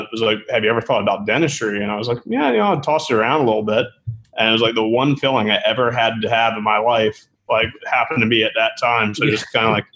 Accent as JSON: {"language": "English", "town": "Manassas", "region": "Virginia", "country": "United States", "said": "I'm from Virginia originally, a little town called Manassas outside of Washington, D.C."}